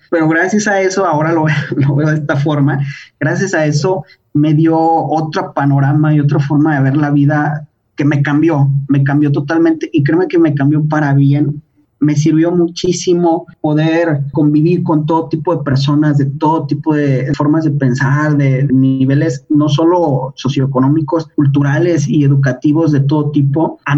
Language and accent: Spanish; Mexico; Yo soy mexicano, he vivido en mínimo cinco países, pero mi México pues no, no lo cambio.